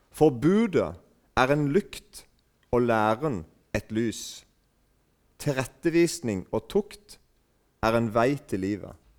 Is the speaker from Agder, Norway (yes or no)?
yes; Eiken, Agder, Norway; accent: mix of Rogaland and Sørlandet dialect; kommer fra Eiken. og Der snakker vi en slags blanding av um, Nå er ikke jeg en veldig god representant for dialekten min